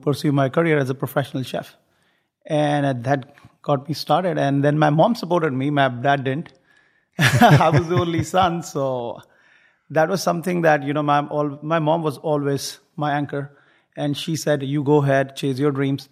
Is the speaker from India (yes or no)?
yes; foothills of the Himalayas, northern India, India; moved away as an adult; now in Houston, United States; I come from India, the foothills of the Himalayas, the northern part of India